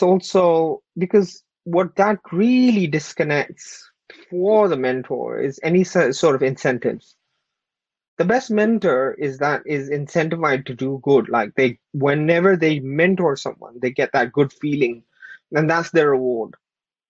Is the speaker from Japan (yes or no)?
no; Pakistan; moved away; I was born and raised in Pakistan. I was an immigrant here from a very humble background.